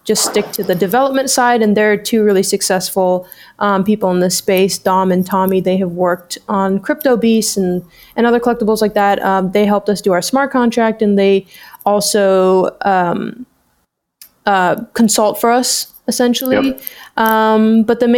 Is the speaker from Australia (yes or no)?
no; Hong Kong; moved away as an adult; now in Canada; I moved here about 3 years ago from Hong Kong. I grew up in Hong Kong.